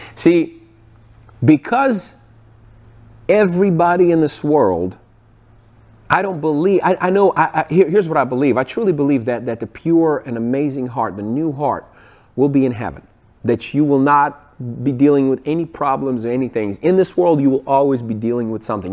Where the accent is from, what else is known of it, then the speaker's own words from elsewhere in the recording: Ukraine; moved away; I grew up in Ukraine